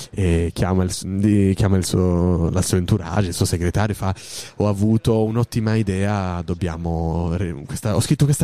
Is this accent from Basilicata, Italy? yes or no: yes; Basilicata, Italy; io sono della Basilicata, sono due terre un po' dimenticate, un po' lasciate lì così